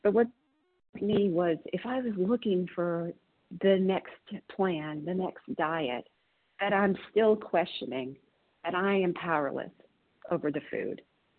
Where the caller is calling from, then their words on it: Tennessee, United States; I'm calling from Tennessee.